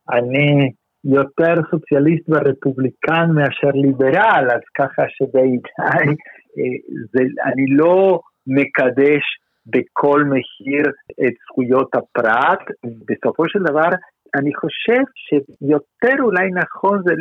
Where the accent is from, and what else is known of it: Israel